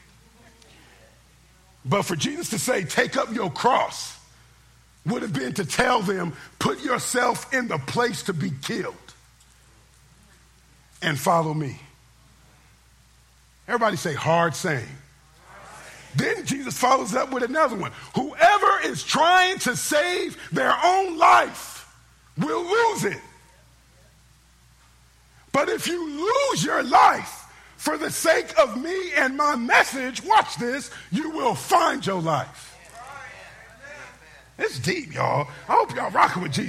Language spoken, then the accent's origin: English; Oakland, California, United States; I'm from Oakland